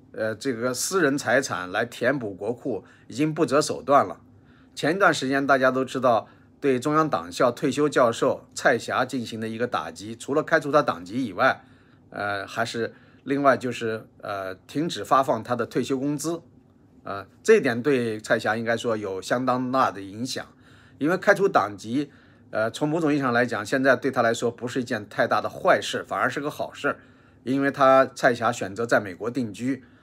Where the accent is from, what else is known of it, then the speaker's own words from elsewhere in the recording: China; moved away; 我们这些来自中国大陆的黄左们